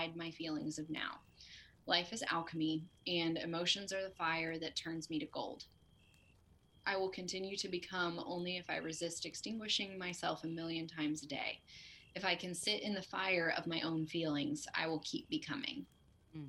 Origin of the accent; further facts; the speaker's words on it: the South, United States; Growing up in the South